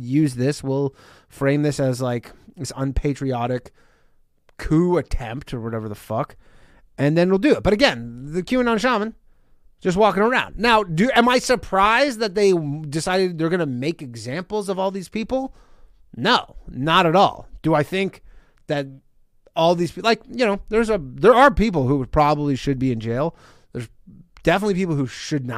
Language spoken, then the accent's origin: English; Canada; now in United States; I'm not from America. I probably would have been swiftly deported back to Canada